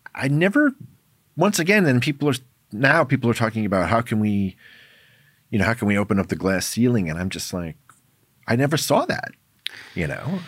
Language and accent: English; New York City, New York, United States; my background is I grew up in New York City, in Manhattan